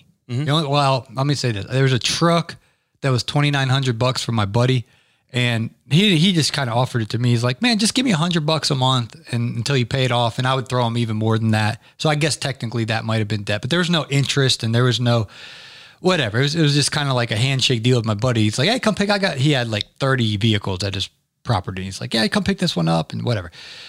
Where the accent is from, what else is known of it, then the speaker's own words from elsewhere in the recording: Atlanta, Georgia, United States; I'm from Atlanta, Georgia.